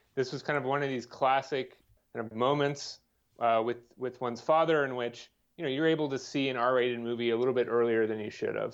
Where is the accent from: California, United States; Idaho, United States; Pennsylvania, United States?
California, United States; Bay Area; moved away; growing up in the Bay Area